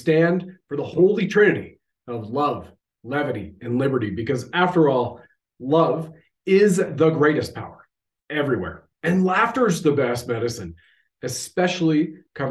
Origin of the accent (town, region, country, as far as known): Canada